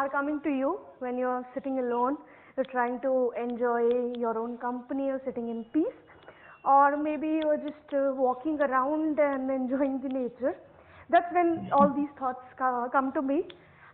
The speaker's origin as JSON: {"language": "English", "town": "Bhopal", "region": "Madhya Pradesh", "country": "India", "tie": "born or raised there", "moved": "as an adult", "lives_now": "Hyderabad, India", "said": "I've been born and brought up in Bhopal, but right now I'm working with a company named"}